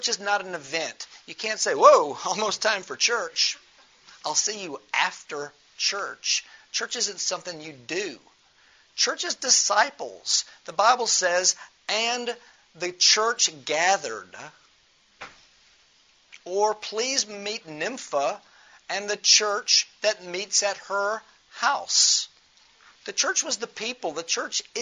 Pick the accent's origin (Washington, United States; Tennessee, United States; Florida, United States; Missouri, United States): Tennessee, United States; Memphis; moved away as an adult; now in Amman, Jordan; I don't live in Memphis. I'm from Memphis